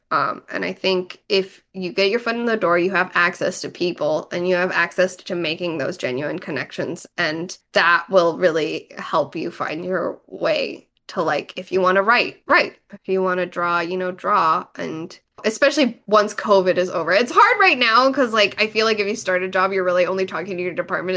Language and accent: English; United States; also born or lived in East Coast; now in Los Angeles, United States; I grew up in America listening to … and watching anime